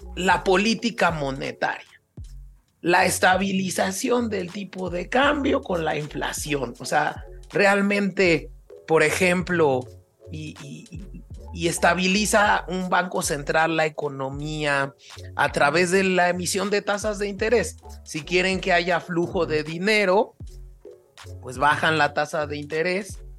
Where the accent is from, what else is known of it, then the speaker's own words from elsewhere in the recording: Mexico; como un mexicano común y corriente